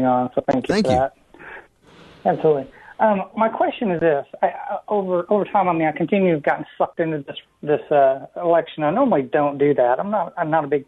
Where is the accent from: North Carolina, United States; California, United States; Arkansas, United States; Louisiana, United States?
Arkansas, United States; I grew up in Arkansas